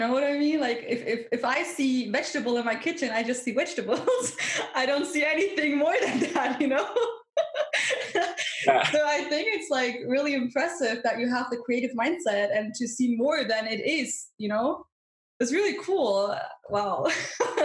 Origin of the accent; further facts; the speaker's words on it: Germany; I'm from Germany